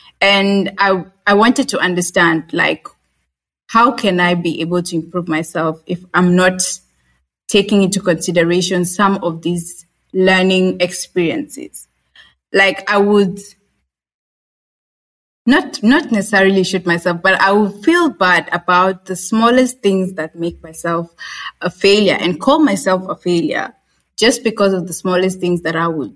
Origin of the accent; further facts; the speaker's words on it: Kenya; I'm a Kenyan, born in Kenya, raised in Kenya.